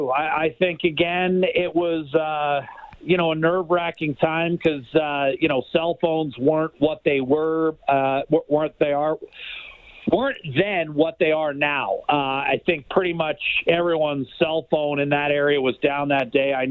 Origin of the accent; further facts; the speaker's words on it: United States; definitely felt it uh, in more ways than one as an American.